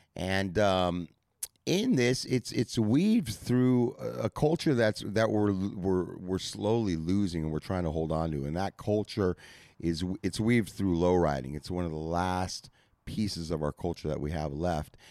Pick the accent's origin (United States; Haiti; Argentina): United States; Santa Monica, California; I grew up in Santa Monica